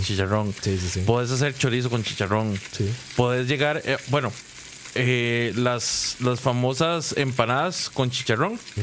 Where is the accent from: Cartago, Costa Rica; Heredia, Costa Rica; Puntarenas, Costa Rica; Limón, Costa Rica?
Limón, Costa Rica; Guápiles; yo soy de Guapiles y antes ese lugar era muy, muy famoso